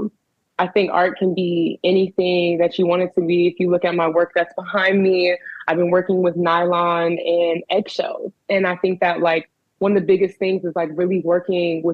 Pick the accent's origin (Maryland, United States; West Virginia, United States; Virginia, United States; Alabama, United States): Maryland, United States; Prince George's County; moved away as an adult; also born or lived in Los Angeles, California; now in Baltimore, United States; I am from Prince George's County, Maryland. PG County, baby